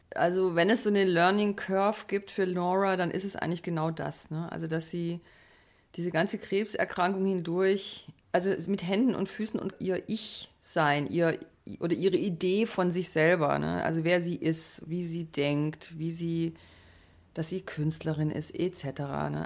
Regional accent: Black Forest, Baden-Württemberg, Germany; ich bin im Schwarzwald aufgewachsen

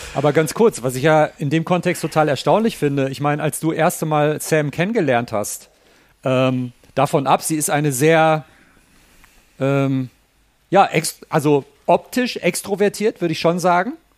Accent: Ruhr area, North Rhine-Westphalia, Germany; ich komme ich komm ja selber aus dem Ruhrpott, aus dem Ruhrgebiet in Deutschland

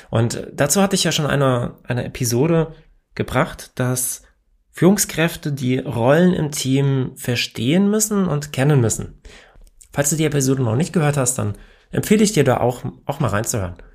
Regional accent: Hesse, Germany; accent: Hessian; ich komme aus Hessen und ja, wir haben hier manchmal eine etwas andere Sprachkultur und ich versuche ja normalerweise nicht im Dialekt zu reden

